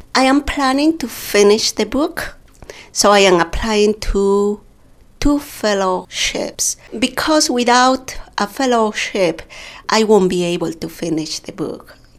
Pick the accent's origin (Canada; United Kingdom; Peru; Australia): Peru; Pampamarca, Cusco; first language Quechua; English is a second language; moved away as an adult; also born or lived in Chosicaní, Peru / Lima, Peru; now in United States; I grew up in Pampamarca part of my life, and and also in Chosicani with my mother. And after that, I traveled